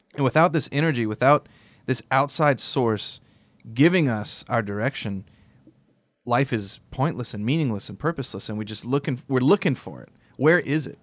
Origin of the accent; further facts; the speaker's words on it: United States; I love being American.